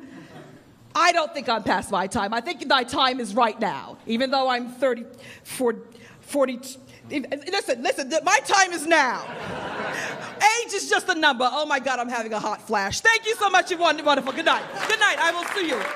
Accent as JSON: {"language": "English", "town": "New York City", "region": "New York", "country": "United States", "tie": "born or raised there", "moved": "as an adult", "lives_now": "Los Angeles, United States", "said": "I grew up here in New York"}